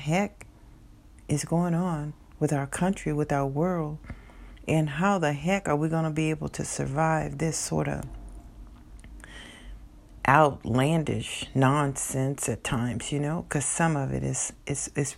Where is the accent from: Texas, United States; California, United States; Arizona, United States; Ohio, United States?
Texas, United States; my home state of Texas